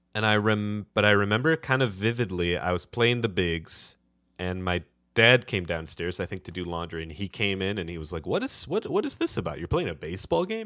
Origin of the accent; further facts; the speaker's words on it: Detroit, Michigan, United States; Being from Detroit